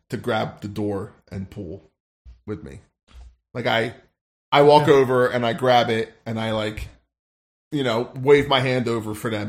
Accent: Louisiana, United States; I'm Cajun.

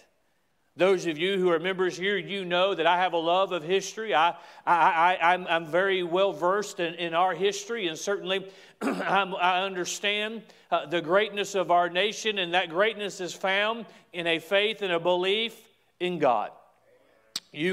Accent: United States; I am an American

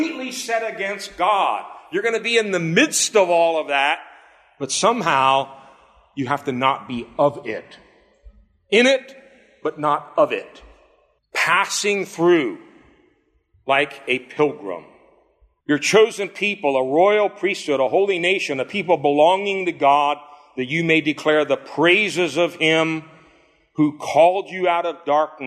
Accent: United States; I'm American born. I'm an American citizen.

